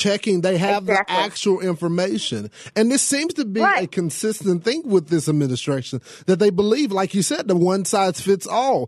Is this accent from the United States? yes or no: yes; the South, Texas, United States; I'm from the South, okay? We don't play that here in Texas